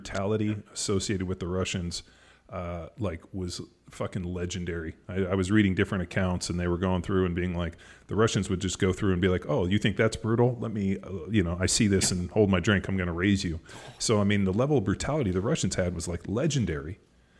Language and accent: English; United States; as an American person, American citizen